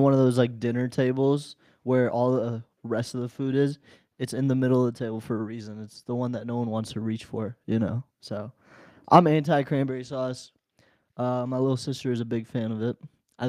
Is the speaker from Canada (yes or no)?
no; India; born there; moved away; For those of you who don't know, I am foreign. I was born in India.